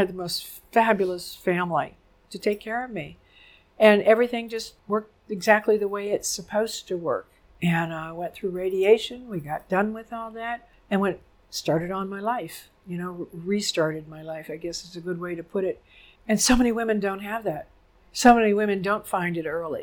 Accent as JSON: {"language": "English", "town": "Harrisburg", "region": "Pennsylvania", "country": "United States", "said": "I'm from Harrisburg, Pennsylvania. So it's central Pennsylvania"}